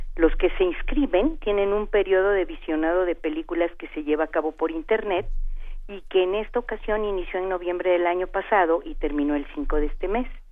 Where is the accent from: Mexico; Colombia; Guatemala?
Mexico; Veracruz; con esas cosas nací porque soy de Veracruz